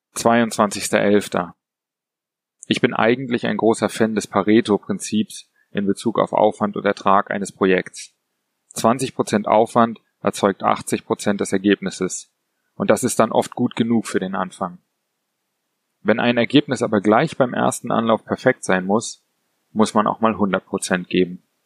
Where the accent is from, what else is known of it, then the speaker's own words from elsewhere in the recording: Berlin, Germany; moved away; Ich bin Berliner und habe die Stadt schon oft verlassen